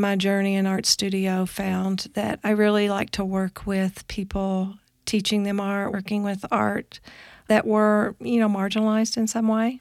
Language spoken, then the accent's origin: English; Kentucky, United States; moved away; also born or lived in Boulder, Colorado; I'm originally from Kentucky, a very small town in Kentucky